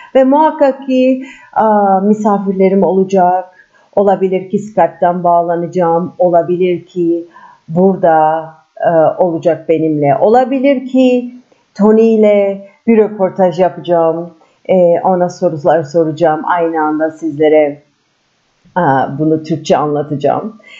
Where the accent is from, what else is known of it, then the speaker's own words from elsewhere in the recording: Istanbul, Turkey; İstanbulluyum. Türkiye doğumluyum.